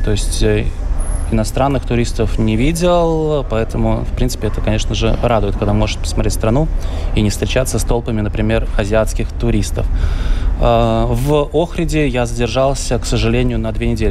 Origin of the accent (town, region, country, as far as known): Latvia